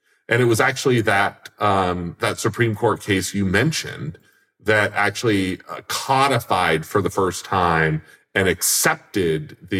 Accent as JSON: {"language": "English", "region": "Vermont", "country": "United States", "said": "my senator, my home state senator, Patrick Leahy"}